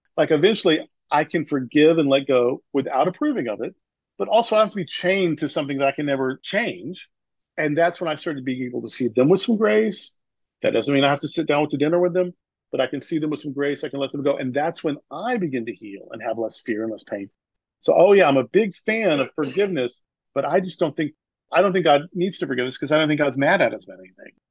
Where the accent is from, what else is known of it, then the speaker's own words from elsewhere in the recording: the Bible Belt, United States; I grew up in the Bible Belt.